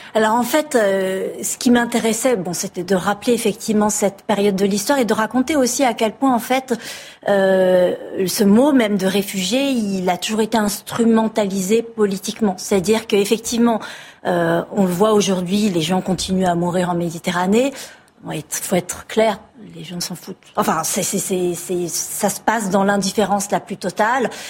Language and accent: French; France; first language French; je suis née en France et, que ma langue maternelle est le français